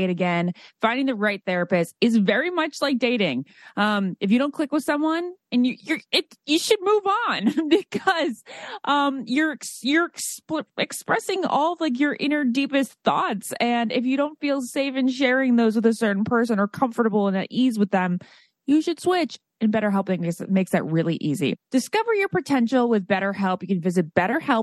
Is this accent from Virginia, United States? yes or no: yes; Great Falls, Virginia, United States; I grew up in Great Falls, Virginia